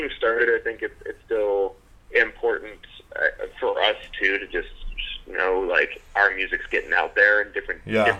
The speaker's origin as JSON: {"language": "English", "region": "California", "country": "United States", "tie": "born or raised there", "also_born_or_lived": "Toronto", "moved": "as an adult", "lives_now": "Canada", "said": "I'm a West Coaster, not a Canadian West Coaster. I was born and raised in California, moved out here for school."}